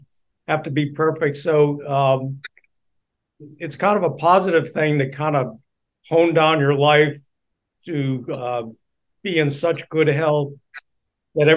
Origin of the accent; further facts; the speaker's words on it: Boston, Massachusetts, United States; now in Honolulu, United States; I'm from Boston, and we have the Boston Marathon. And when you're a kid, I mean, when they're teaching you about local history, they teach you about the Boston Marathon.